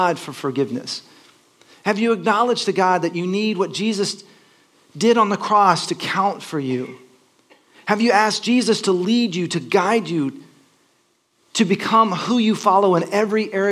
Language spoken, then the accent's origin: English; Texas, United States; moved away as an adult; also born or lived in Los Angeles; I grew up in Texas, and my parents made me go to church